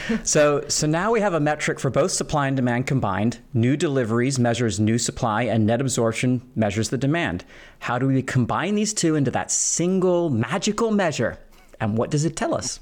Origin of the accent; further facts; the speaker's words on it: Philadelphia, Pennsylvania, United States; my own hometown of Philadelphia